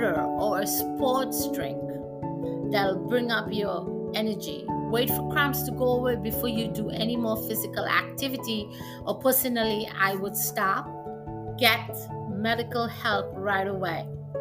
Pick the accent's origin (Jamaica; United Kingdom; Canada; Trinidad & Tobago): Trinidad & Tobago; moved away; I'm from Trinidad, and we can be really, really hot down there